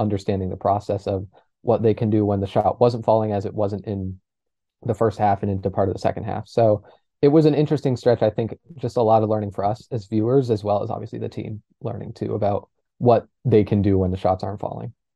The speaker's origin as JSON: {"language": "English", "region": "New Hampshire", "country": "United States", "said": "I'm also from New Hampshire"}